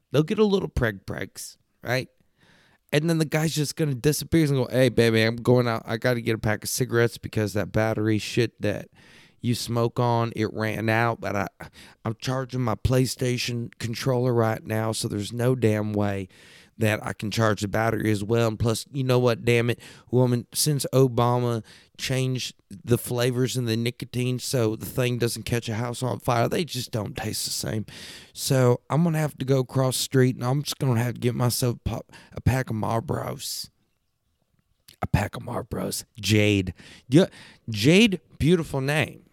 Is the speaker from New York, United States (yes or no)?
no; Texas, United States; I'm a Texas, I'm a fucking Texas kid.